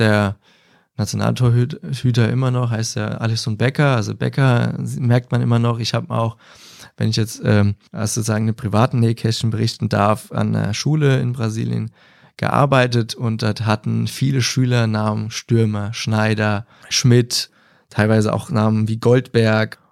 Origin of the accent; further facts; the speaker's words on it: Landstuhl, Rhineland-Palatinate, Germany; aus meinem Heimatort Landstuhl